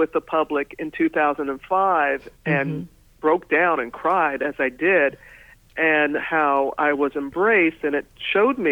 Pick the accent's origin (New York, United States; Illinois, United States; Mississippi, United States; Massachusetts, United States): Mississippi, United States; Pass Christian; moved away as an adult; My hometown of Pastor Stan, Mississippi